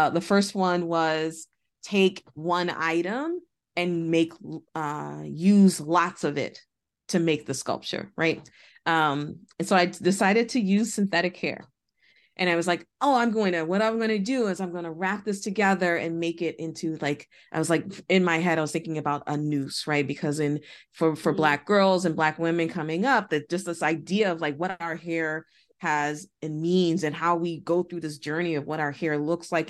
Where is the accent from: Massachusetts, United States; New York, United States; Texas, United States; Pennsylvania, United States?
Massachusetts, United States; Boston; I grew up in Boston.